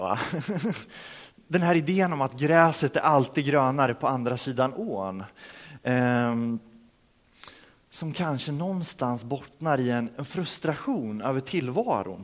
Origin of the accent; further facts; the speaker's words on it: Örebro, Örebro County, Sweden; moved away as an adult; now in Rimforsa, Sweden; hemma i Örebro, där jag kommer ifrån